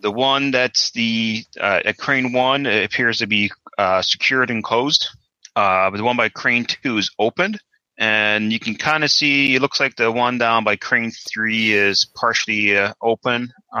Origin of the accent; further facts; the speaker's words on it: New England, United States; New England? I am.